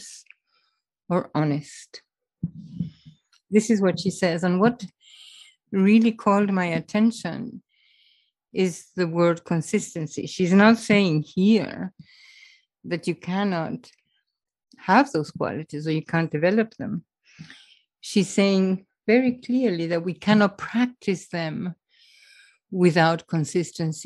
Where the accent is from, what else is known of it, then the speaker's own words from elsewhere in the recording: Argentina; moved away; I was raised in Argentina and I went to an English boarding school